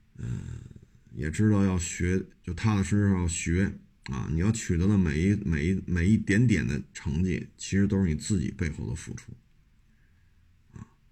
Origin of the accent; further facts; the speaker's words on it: Beijing, China; 我就生在这儿，长在这儿。我们这一大家都是北京的